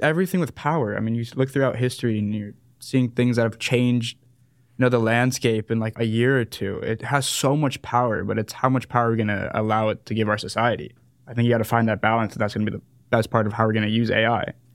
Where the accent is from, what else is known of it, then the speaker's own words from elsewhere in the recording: San Diego, California, United States; moved away as an adult; also born or lived in South Africa; now in Dallas, United States; I'm a South African Jew from San Diego